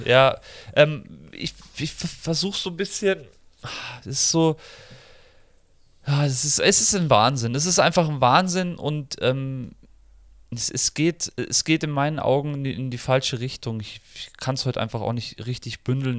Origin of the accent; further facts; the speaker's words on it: Germany; als Deutscher, auch wenn ich der englischen Sprache sehr mächtig bin